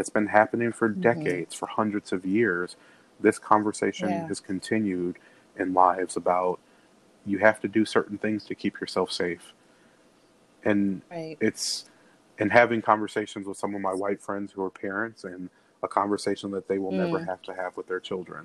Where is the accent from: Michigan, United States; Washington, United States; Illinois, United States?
Illinois, United States; Chicago; born or raised there